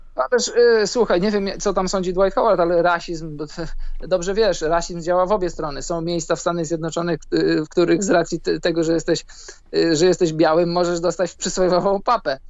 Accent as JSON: {"language": "Polish", "country": "Poland", "moved": "yes", "said": "Ja jestem z Polski, mieszkam za granicą"}